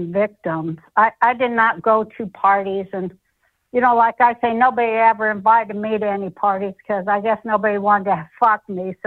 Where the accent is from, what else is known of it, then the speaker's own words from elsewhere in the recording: Utah, United States; moved away as an adult; also born or lived in Denver, Colorado / Hollywood, California; I grew up in Utah and started comedy in Colorado, in Denver